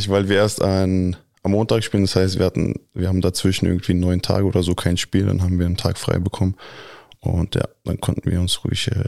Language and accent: German; Berlin, Germany; Also ich bin hier geboren in Deutschland, in Berlin und aufgewachsen. Klar, Deutschland ist auch äh, in meinem Herzen, aber Kroatien ist halt die Heimat.